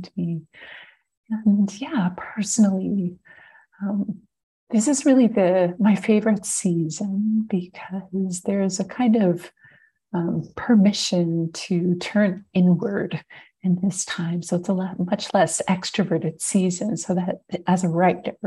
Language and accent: English; Montreal, Quebec, Canada; also born or lived in British Columbia; now in Ontario, Canada; I grew up in Montreal, so it's kind of like a big full circle move.